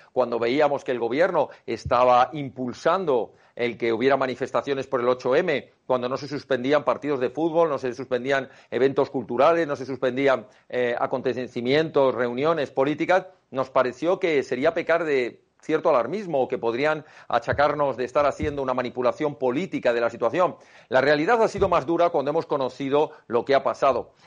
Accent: Spain; la gran familia de España, la que formamos todos los españoles

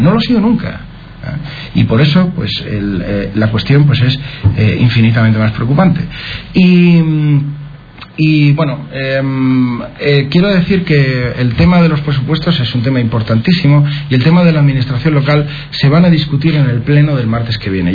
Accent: Aracena, Andalusia, Spain; mi pueblo y del trabajo que hacemos pues para mejorar la vida de la gente en, Aracena

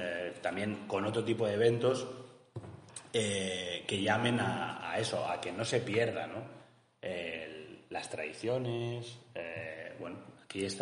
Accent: Barcelona, Catalonia, Spain; Y yo, por ejemplo, soy de Barcelona

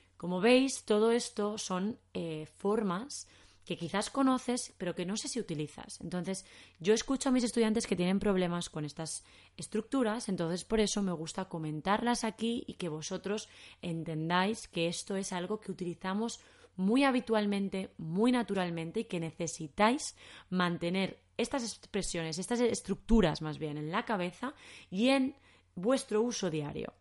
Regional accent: Spain; accent: Spanish from Spain; En español de España decimos pez

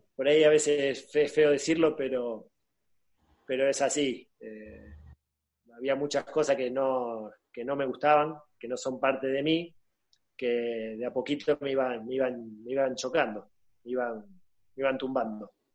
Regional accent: Argentina; moved away as an adult; also born or lived in Spain; yo me vine acá a darle una mano al club donde yo nací

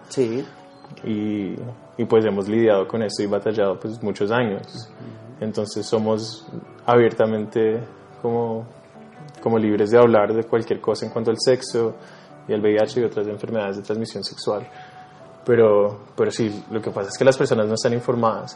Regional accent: Bogotá, Colombia; also born or lived in New York; soy un artista neoyorquino, pero crecí acá en Colombia, en Bogotá

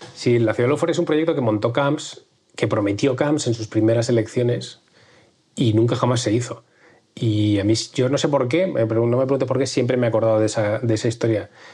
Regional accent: Valencian Community, Spain; caímos como sociedad valenciana

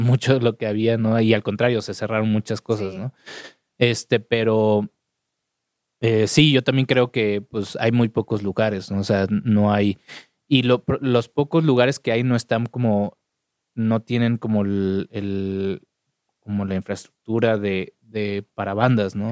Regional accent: Mexico City, Mexico; soy chilango.

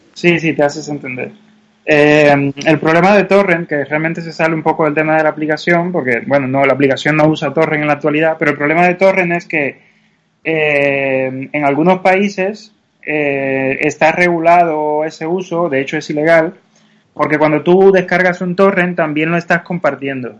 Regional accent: Cuba; now in Madrid, Spain; se nota a la vista que no soy de aquí, soy, soy cubano y, ya hace muchos años

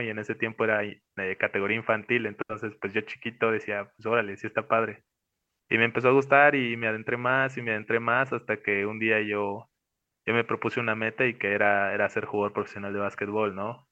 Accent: Mexico; Nosotros como mexicanos

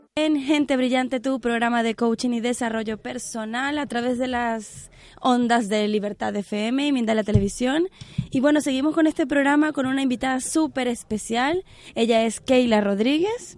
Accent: Venezuela; yo soy venezolana

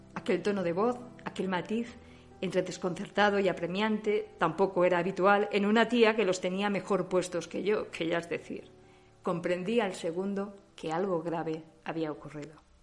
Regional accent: Spain; now in Germany

